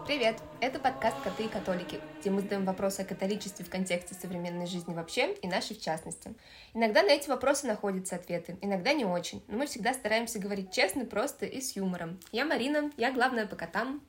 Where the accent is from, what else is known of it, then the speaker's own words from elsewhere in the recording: Moscow, Russia; Я выросла в Москве